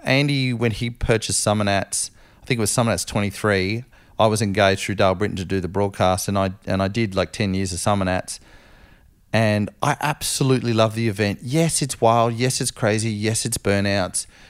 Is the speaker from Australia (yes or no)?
yes; Australia; being Aussie